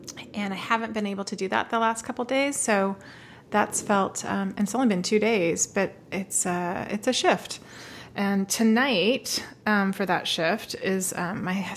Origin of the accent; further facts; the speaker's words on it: Southern California, United States; moved away; I'm from Southern